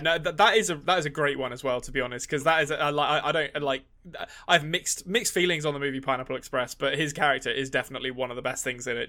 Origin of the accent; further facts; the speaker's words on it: England, United Kingdom; I'm an Englishman